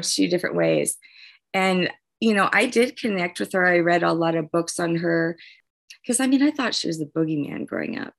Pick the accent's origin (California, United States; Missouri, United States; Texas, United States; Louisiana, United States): Louisiana, United States; New Orleans; moved away; I'm from New Orleans originally